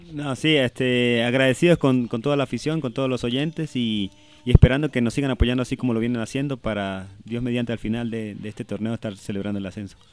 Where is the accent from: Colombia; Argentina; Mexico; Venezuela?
Venezuela